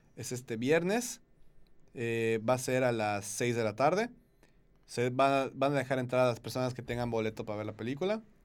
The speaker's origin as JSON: {"language": "Spanish", "region": "Yucatán", "country": "Mexico", "said": "todos aquí somos, somos yucatecos, más yucatecos que el panucho y el salbut."}